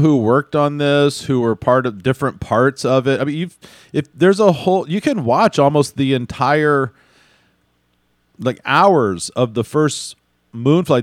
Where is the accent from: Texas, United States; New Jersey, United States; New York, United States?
Texas, United States; Houston; I grew up in Houston